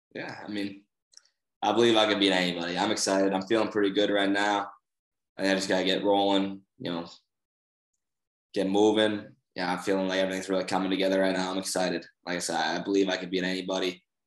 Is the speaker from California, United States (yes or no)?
no; Boston, Massachusetts, United States; moved away; I'm from Boston